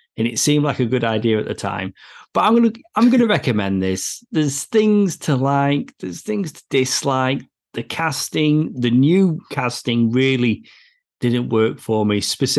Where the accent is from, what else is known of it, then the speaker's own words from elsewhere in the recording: England, United Kingdom; Honestly, I'm from England.